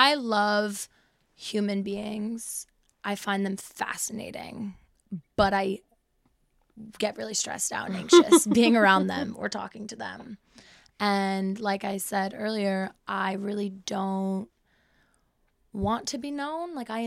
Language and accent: English; England, United Kingdom; born there; also born or lived in Los Angeles, United States; I was born in England and I've lived abroad and I tried living in LA, which failed miserably.